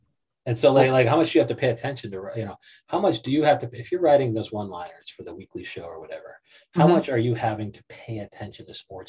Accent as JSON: {"language": "English", "town": "Joliet", "region": "Illinois", "country": "United States", "tie": "born or raised there", "also_born_or_lived": "Chicago", "said": "we were raised in Joliet"}